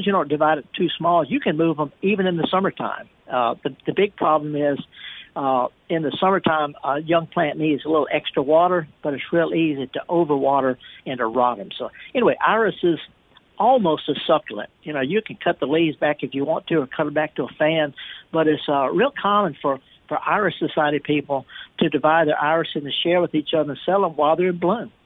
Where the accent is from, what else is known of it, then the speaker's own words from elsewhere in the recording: the Mississippi Delta, United States; also born or lived in Jackson, Mississippi; I was raised in the Delta in the summer, staring at water